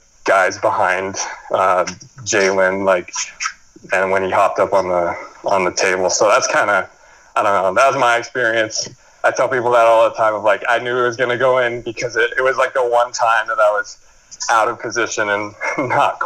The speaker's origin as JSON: {"language": "English", "region": "New Mexico", "country": "United States", "moved": "yes", "said": "my oldest sister, we're all from New Mexico"}